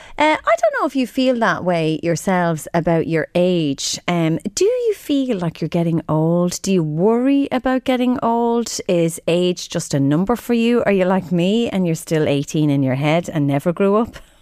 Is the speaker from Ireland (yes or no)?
yes; Drogheda, Leinster, Ireland; moved away; I'm from Drogheda